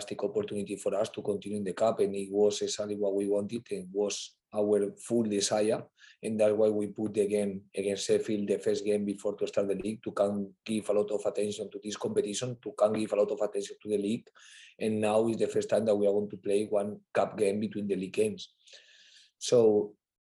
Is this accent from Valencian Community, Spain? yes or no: yes; Valencia, Valencian Community, Spain; English is a second language; moved away as an adult; now in England; I'm from Valencia